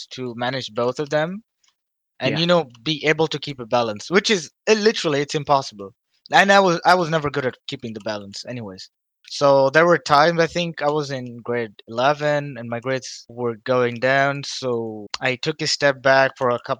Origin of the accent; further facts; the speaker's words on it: Dubai, United Arab Emirates; I grew up in Dubai all my life